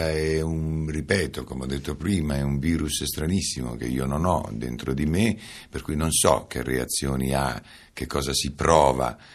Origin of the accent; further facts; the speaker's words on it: Calabria, Italy; Io sono calabrese, calabresissimo, da, non saprei adesso con esattezza, ma certamente da perlomeno da tre generazioni, per cui calabrese puro, puro sangue